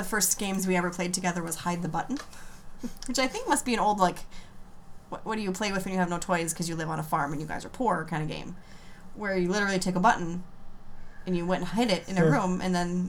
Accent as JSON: {"language": "English", "town": "Hibbing", "region": "Minnesota", "country": "United States", "tie": "born or raised there", "also_born_or_lived": "Alaska", "said": "when I was three, we moved from Hibbing to Alaska, and so before when we lived in Hibbing when I was little"}